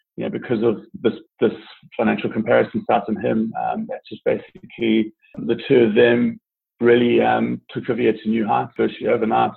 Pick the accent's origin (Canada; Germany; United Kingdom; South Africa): South Africa; also born or lived in Italy / New Zealand; now in South Carolina, United States; originally a South African citizen, I grew up grew up in South Africa most of my life, uh, but have also lived in Italy uh, and New Zealand, and now live in the United States, uh, more specifically South Carolina.